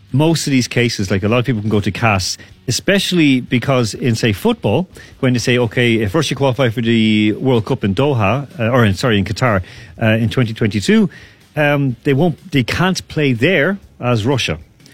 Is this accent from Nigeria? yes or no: no; Ireland; Look, so we've had that even being, for example, being Irish people.